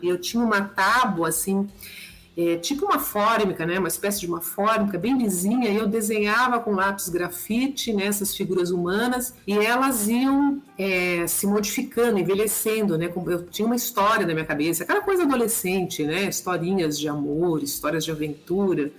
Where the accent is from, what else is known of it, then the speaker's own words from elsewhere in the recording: São Paulo, Brazil; eu nasci em São Paulo, né, capital